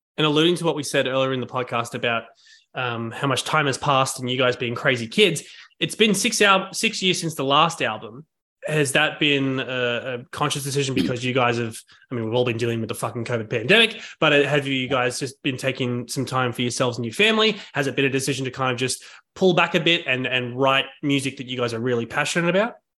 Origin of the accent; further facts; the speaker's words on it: Sydney, New South Wales, Australia; moved away as an adult; now in New York, United States; I've been in Sydney for my whole life, but moved to New York, like, five months ago now